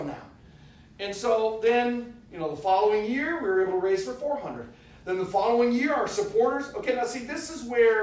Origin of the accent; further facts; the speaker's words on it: United States; we're from the United States.